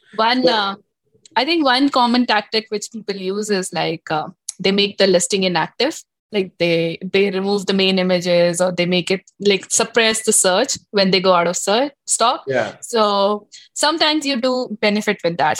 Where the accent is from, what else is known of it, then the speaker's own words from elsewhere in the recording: Delhi, India; moved away as an adult; now in Toronto, Canada; I've grown up like studied, worked like in Del- in Delhi, India, uh, and all over India, actually, not just Delhi.